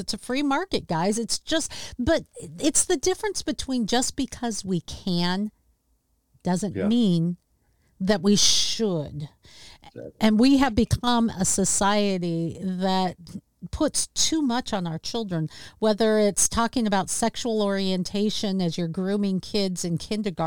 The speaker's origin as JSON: {"language": "English", "town": "Seattle", "region": "Washington", "country": "United States", "tie": "born or raised there", "said": "my hometown"}